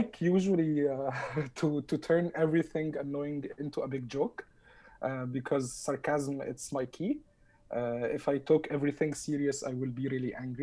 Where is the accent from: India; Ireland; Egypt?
Egypt; Upper Egypt; moved away as an adult; now in Canada; my hometown in Egypt. I'm from south of Egypt